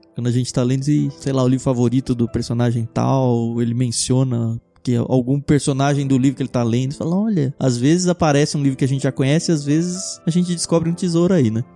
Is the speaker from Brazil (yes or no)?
yes; Jundiaí, São Paulo, Brazil; moved away; Eu que vim do interior, eu cresci em Jundiaí